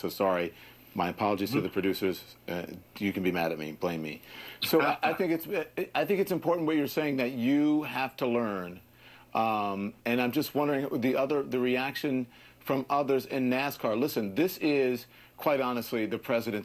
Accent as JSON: {"language": "English", "region": "Louisiana", "country": "United States", "said": "I'm from Louisiana"}